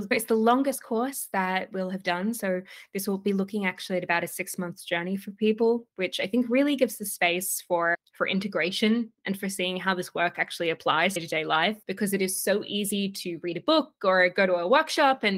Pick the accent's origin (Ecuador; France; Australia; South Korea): Australia; accent: Australian; also born or lived in Sydney, Australia; I'm currently in Sydney, Australia, for anybody who can hear my accent